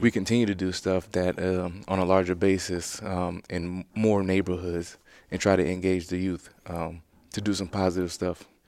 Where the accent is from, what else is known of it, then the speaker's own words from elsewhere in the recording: Louisiana, United States; moved away as an adult; I grew up within Louisiana my whole life until I got drafted by the Bears